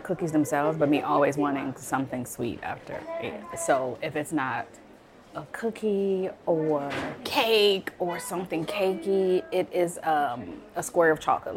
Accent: Chicago, Illinois, United States; moved away; I'm from the Southside of Chicago

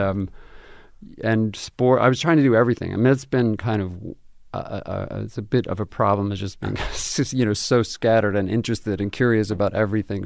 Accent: Albuquerque, New Mexico, United States; moved away as an adult; I was born and raised in Albuquerque, lived there my whole

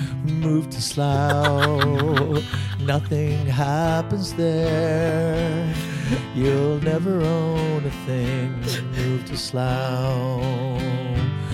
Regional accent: Canada; moved away; I was raised in Canada

